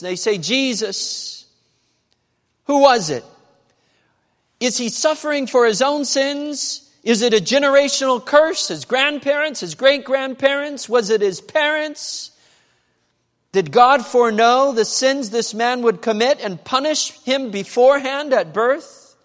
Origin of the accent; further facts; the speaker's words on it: Medford, Oregon, United States; Medford, Oregon. That's where I was born. That's where I grew up